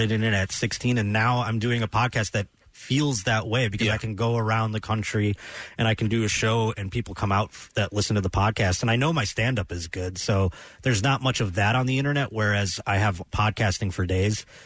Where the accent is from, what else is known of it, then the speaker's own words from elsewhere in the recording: Buffalo, New York, United States; moved away as an adult; now in Los Angeles, United States; growing up in Buffalo or doing radio in Buffalo